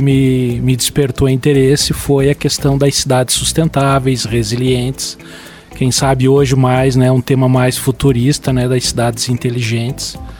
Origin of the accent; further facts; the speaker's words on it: Lages, Santa Catarina, Brazil; meu orgulho de ser lagiano, sou nasci em Lages